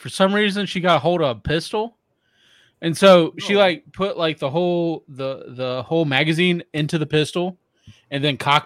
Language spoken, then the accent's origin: English; Mississippi, United States; me and my family, we're from the South. So I was born in Mississippi